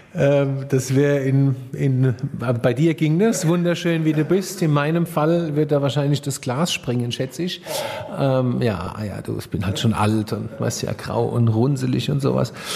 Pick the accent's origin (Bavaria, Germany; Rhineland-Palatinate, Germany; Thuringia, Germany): Rhineland-Palatinate, Germany; also born or lived in Rheinhessen; dass ich gebürtiger Pelser bin, dass ich Pelser bin